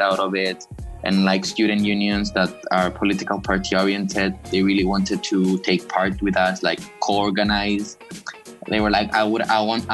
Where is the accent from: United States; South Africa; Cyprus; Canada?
Cyprus; Nicosia; I'm from Cyprus, Nicosia